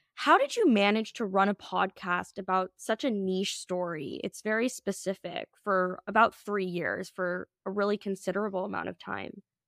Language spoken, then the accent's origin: English; Minnesota, United States; We're all from Minnesota